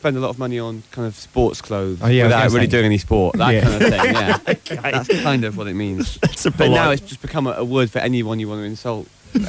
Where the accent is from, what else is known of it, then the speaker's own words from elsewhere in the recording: Wales, United Kingdom; I'm from Wales, actually.